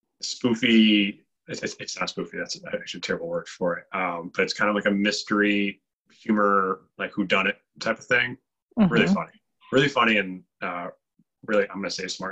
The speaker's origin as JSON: {"language": "English", "town": "Chelsea", "region": "Michigan", "country": "United States", "tie": "born or raised there", "said": "I grew up in Chelsea"}